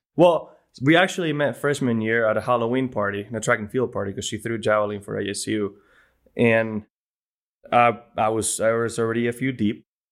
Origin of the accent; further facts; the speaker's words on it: Bilbao, Basque Country, Spain; first language Spanish; English is a second language; moved away; my hometown in Spain, in Bilbao, in in a church I grew up going with uh, with my grandma.